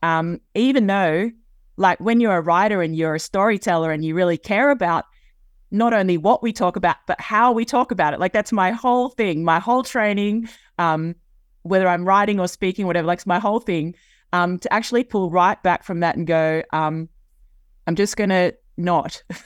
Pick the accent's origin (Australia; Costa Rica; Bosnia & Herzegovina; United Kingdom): Australia; Sydney, New South Wales; it's my hometown. I've grown up, uh, here on the east coast of Australia.